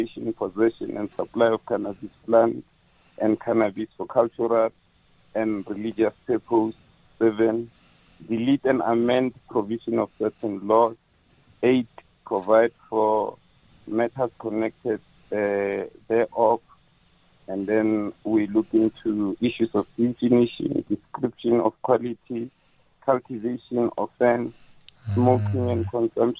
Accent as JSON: {"language": "English", "country": "South Africa", "said": "we pride ourselves as South Africans, and we say we are proudly South African"}